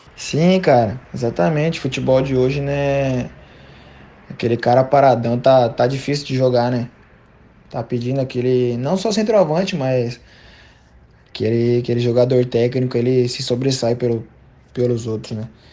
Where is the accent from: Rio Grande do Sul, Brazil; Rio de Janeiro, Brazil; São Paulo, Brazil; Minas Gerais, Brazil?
São Paulo, Brazil; Severínia; moved away as an adult; also born or lived in Paraná; sou lá de, de Severínia, pô. Interiorzão de São Paulo lá